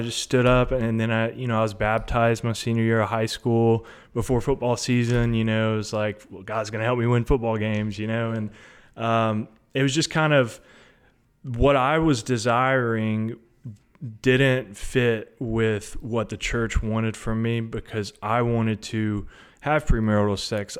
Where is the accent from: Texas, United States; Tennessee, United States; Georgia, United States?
Tennessee, United States; Hendersonville; I'm from Sumner County, Hendersonville, Tennessee. Um, grew up here, went to high school here